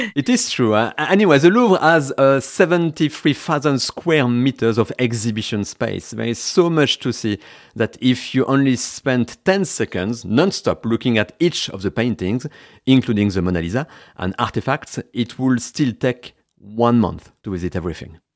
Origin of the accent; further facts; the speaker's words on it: Vendée, Pays de la Loire, France; English is a second language; moved away as an adult; now in Berkshire, United Kingdom; I was born in the west of France, in Vendée, but now I live in Berkshire, west of London